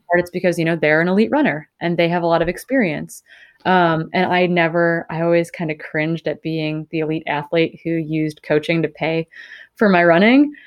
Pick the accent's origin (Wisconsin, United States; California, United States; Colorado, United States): Wisconsin, United States; northern; I grew up in the Midwest. I grew up in northern Wisconsin